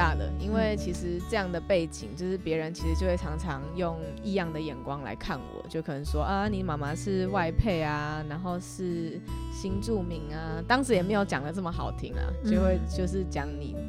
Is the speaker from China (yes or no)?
no; Yunlin County, Taiwan; 其实我是云林人，然后妈妈是越南华侨，所以就是我们家是外配的家庭。